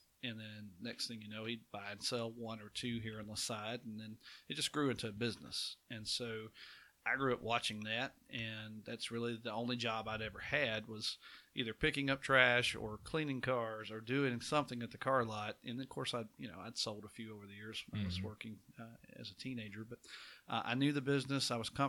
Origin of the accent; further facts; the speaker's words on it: Providence, Alabama, United States; I grew up in the Providence community down south Walker County. Went to Oakman High School